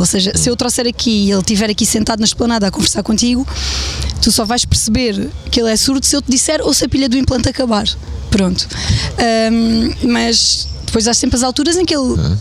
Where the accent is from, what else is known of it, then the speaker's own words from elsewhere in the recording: Évora, Évora District, Portugal; now in Vendas Novas, Portugal; Eu nasci em Évora.